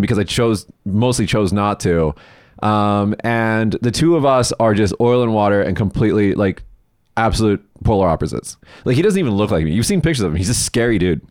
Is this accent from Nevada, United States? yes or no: yes; Las Vegas, Nevada, United States; moved away as an adult; now in Japan; I'm from Vegas, everybody, and I, I went home to Vegas in two thousand eighteen